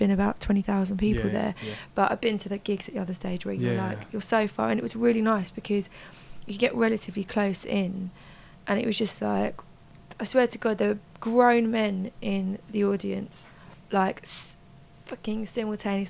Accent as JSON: {"language": "English", "region": "London", "country": "United Kingdom", "tie": "born or raised there", "said": "being a teenager growing up in London"}